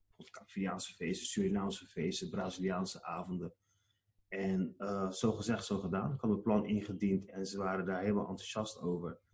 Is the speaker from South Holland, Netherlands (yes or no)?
yes; Rotterdam, South Holland, Netherlands; Ik ben zelf in Rotterdam geboren. En eh, hier ben ik geboren en getogen.